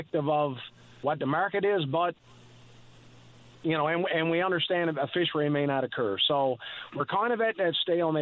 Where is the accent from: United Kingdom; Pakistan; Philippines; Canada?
Canada; L'Anse-au-Clair, Newfoundland and Labrador; I am a Labradorian from Lance Clair.